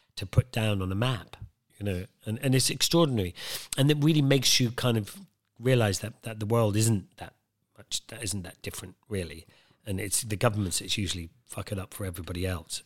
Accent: Wicklow Mountains, Leinster, Ireland; I grew up in Ireland, in the, up in the Wicklow Mountains, just behind Dublin

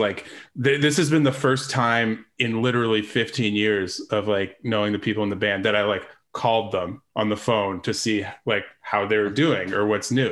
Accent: London, Ontario, Canada; I grew up in London

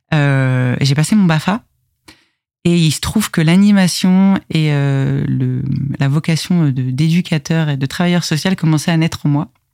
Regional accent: Conflans-Sainte-Honorine, Île-de-France, France; Je suis née à Conflans-Sainte-Honorine et j'ai grandi de toute, enfin ouais, globalement euh, toute mon enfance entre le Val d'Oise et les, Yvelines

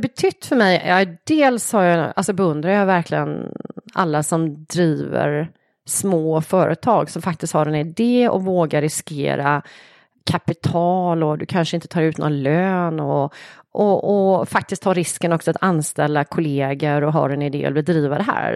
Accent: Tvååker, Halland County, Sweden; jag är uppvuxen utanför Varberg, en liten, mm. liten ort, Tvååker heter det

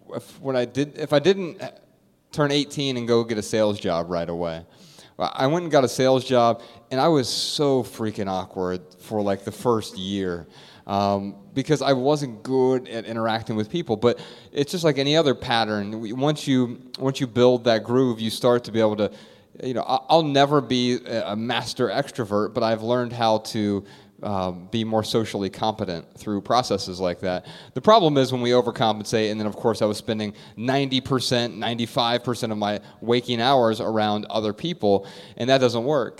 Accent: Dayton, Ohio, United States; moved away; I'm from Dayton, Ohio

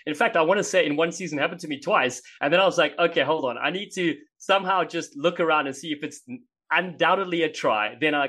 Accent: South Africa; moved away as an adult; also born or lived in California / Boston; now in United States; So growing up in South Africa

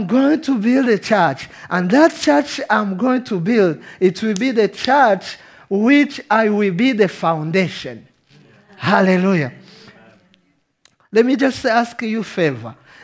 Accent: Rwanda; English is a second language; I'm from Rwanda. So my English sometimes is a third language for me. But you understand my accent

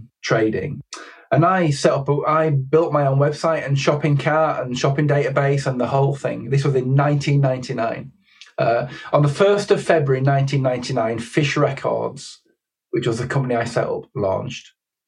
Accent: Keighley, Yorkshire and the Humber, United Kingdom; moved away as an adult; I grew up in Keighley, West Yorkshire, where there weren't a huge amount of options.

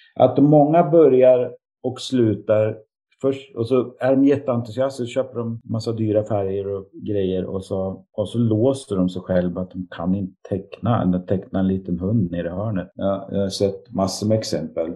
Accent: Sundsvall, Västernorrland County, Sweden; flyttade jag hem till min hemstad när jag blev pappa

